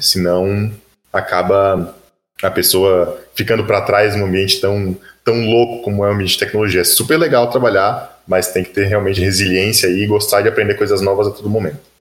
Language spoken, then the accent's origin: Portuguese; Florianópolis, Santa Catarina, Brazil; sou manezinho de Flanops